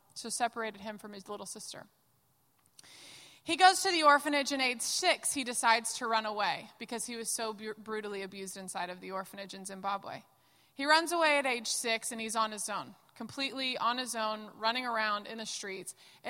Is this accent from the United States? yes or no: yes; the South, United States; Hi, y'all. I'm from the South